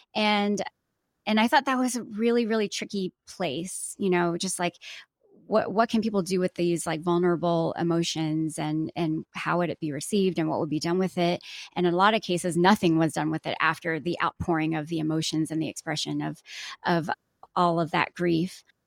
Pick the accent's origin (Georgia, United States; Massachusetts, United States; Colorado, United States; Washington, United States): Georgia, United States; Atlanta; I was born and raised here. I was raised mostly mostly in the South. I'm from Atlanta, so I'm very Southern through and And uh, through.